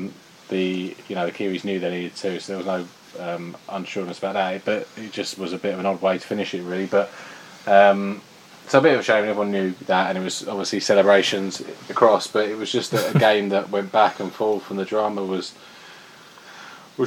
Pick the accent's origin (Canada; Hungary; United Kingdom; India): United Kingdom; England; as an Englishman